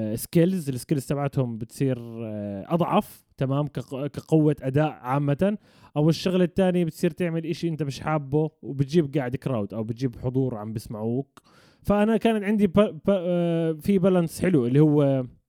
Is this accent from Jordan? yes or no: yes; Jordan; كشعب اردني احنا بنعرف نقلد اللهجه المصريه بس هم ما بيعرفوا شو اللهجه تبعتنا